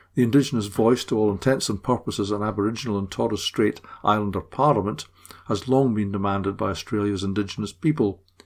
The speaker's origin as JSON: {"language": "English", "region": "Scotland", "country": "United Kingdom", "said": "as a Scot"}